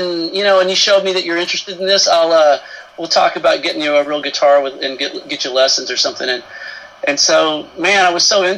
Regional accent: Marlton, Arkansas, United States; I grew up in Marlton, Arkansas, which is a pretty small town in central Arkansas

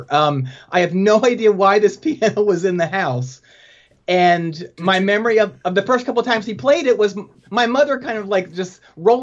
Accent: outside of Philadelphia, PA, Pennsylvania, United States; moved away; also born or lived in Winston-Salem, North Carolina / Chapel Hill, North Carolina; I grew up outside of Philadelphia, PA, in the Mennonite farmlands. So about 35 miles northwest of Philly

